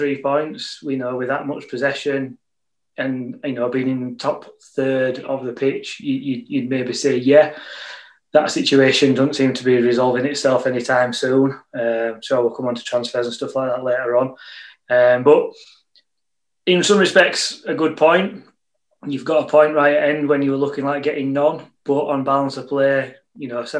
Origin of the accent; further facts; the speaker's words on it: Yorkshire and the Humber, United Kingdom; As a Yorkshireman, I'm far too tight to pay 10 quid to iFollow.